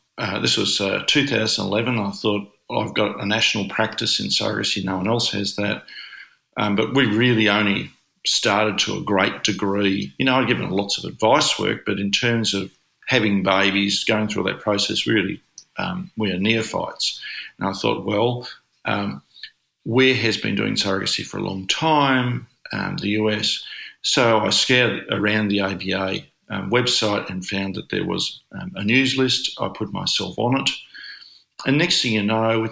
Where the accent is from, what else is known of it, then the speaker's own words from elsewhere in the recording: Australia; accent: broad Australian; I'm not an American. I'm this Aussie with a very broad accent, living on the other side of the world